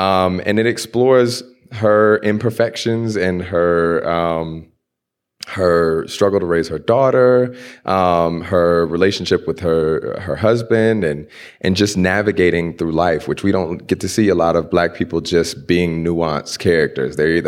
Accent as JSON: {"language": "English", "town": "Houston", "region": "Texas", "country": "United States", "tie": "born or raised there", "said": "The last slaves were in Galveston, which is right outside of where I grew up in Houston."}